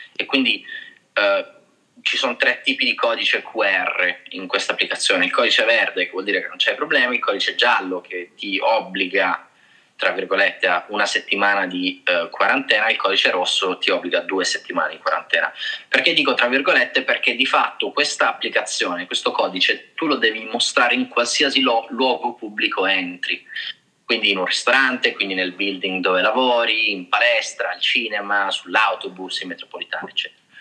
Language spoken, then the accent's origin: Italian; Trani, Apulia, Italy; now in China; sono tornato in Puglia, eh, perché io sono pugliese, la stessa città di Carlo, di Trani